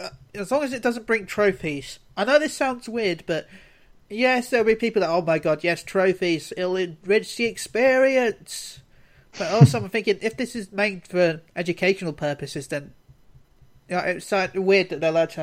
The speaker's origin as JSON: {"language": "English", "region": "London", "country": "United Kingdom", "tie": "born or raised there", "said": "I was born in London, so."}